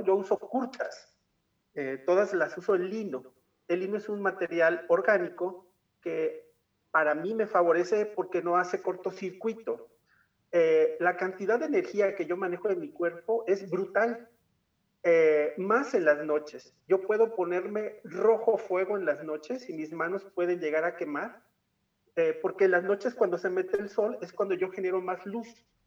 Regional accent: Tuxtla Gutiérrez, Chiapas, Mexico; now in San Cristóbal de las Casas, Mexico; como nací en Tuxtla, pero me vine a vivir a los Altos de Chiapas

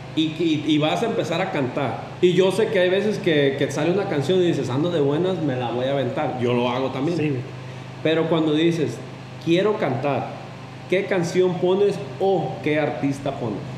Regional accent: Mexico; en donde yo crecí, en Barra

